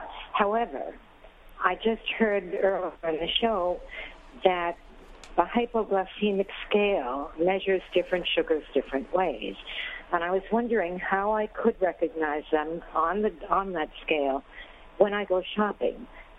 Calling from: New York City, New York, United States; I'm calling from the Bronx.

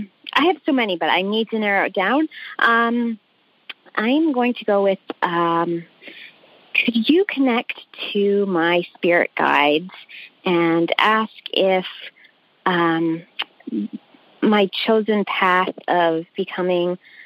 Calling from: Vermont, United States; Hi, I'm calling from Northwestern Vermont.

